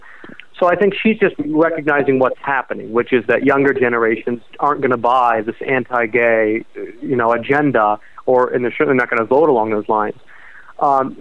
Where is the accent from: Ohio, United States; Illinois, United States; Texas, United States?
Ohio, United States; I'm from Ohio